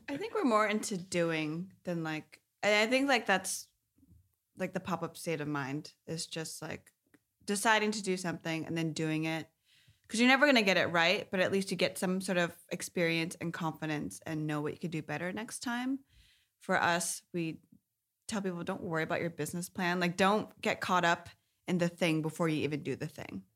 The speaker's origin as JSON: {"language": "English", "town": "Sunnyvale", "region": "California", "country": "United States", "tie": "born or raised there", "said": "I grew up in Sunnyvale, uh, in the South Bay"}